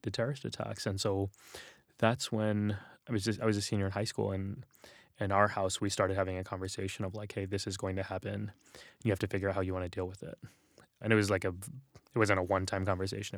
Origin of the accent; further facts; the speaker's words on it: San Antonio, Texas, United States; moved away; we grew up in San Antonio